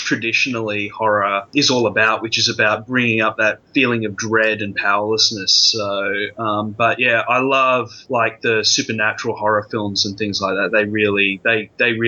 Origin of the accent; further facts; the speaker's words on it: Australia; for a young teenager growing up in Australia